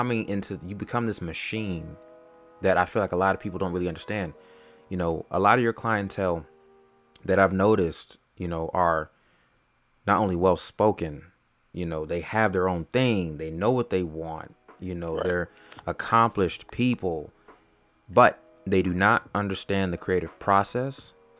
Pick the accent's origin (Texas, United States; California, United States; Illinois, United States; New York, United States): California, United States; now in Atlanta, United States; I'm originally from California, but almost about half my life I spent in Atlanta.